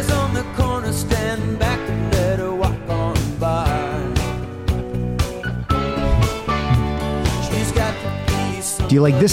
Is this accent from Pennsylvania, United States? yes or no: yes; Pennsylvania, United States; accent: Pennsylvania; my Pennsylvania accent